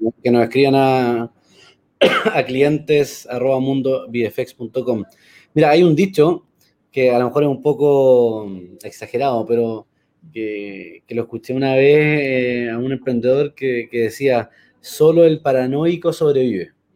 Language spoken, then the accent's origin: Spanish; Chile; also born or lived in United States; como chilenos